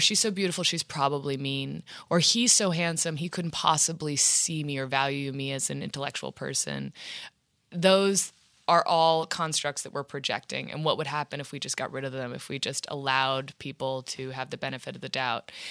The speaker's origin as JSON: {"language": "English", "town": "Washington", "region": "District of Columbia", "country": "United States", "tie": "born or raised there", "also_born_or_lived": "New York City", "moved": "yes", "said": "And then my parents moved to D C"}